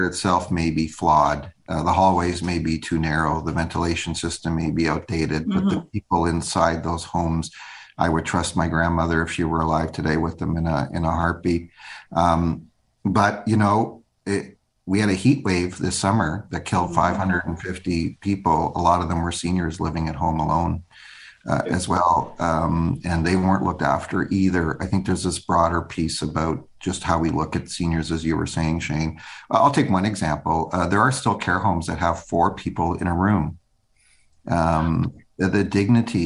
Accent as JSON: {"language": "English", "country": "Canada", "said": "as a Canadian"}